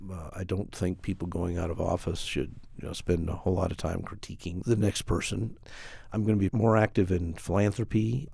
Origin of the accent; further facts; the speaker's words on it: Colorado Springs, Colorado, United States; also born or lived in Denver; the mayor of my hometown. I literally grew up with this city